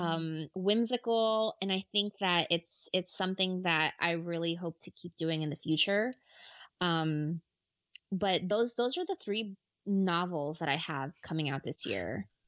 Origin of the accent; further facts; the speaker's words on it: Ecuador; I'm from Ecuador